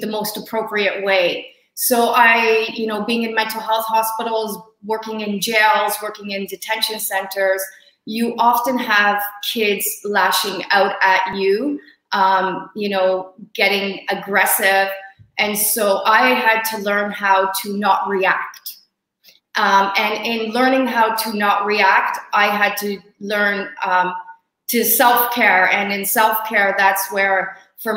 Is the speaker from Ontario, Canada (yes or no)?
yes; Hamilton, Ontario, Canada; I flew to my hometown, Hamilton, to do quarantine here